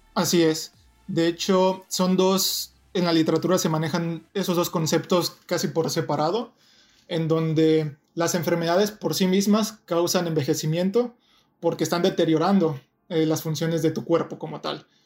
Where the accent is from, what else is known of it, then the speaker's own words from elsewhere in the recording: Toluca, State of Mexico, Mexico; moved away as an adult; also born or lived in Ensenada, Baja California; now in Irvine, United States; yo soy mexicano, nací, y crecí en la ciudad de Toluca, cerca de la Ciudad de México